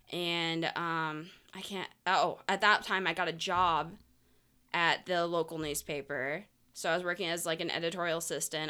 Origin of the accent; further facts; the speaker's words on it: St. Petersburg, Florida, United States; also born or lived in Tampa; I grew up in Saint Petersburg